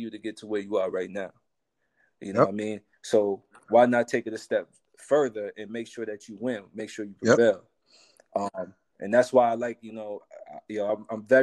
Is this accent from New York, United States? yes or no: yes; Spring Valley, New York, United States; I come from Spring Valley. I grew up, you know, my mom was a single parent